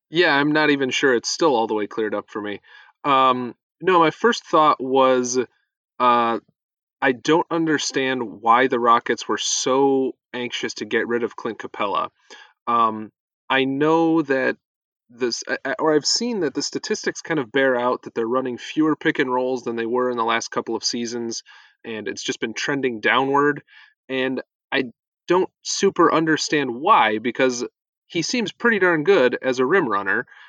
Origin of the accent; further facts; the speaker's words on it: a small town in Northeast Ohio, United States; when I was in high school, Nene Hilario, that's his last name, was working out in my gym in a small town in Northeast Ohio